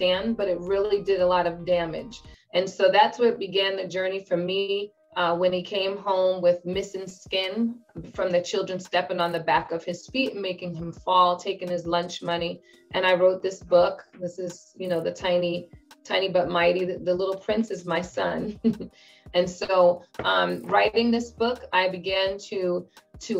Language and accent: English; Bayonne, New Jersey, United States; I am a native of New Jersey. So, I grew up in Bayonne, New Jersey